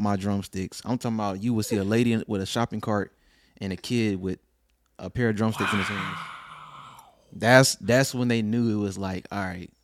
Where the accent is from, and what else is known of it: Lillington, North Carolina, United States; born or raised there; also born or lived in Fayetteville, North Carolina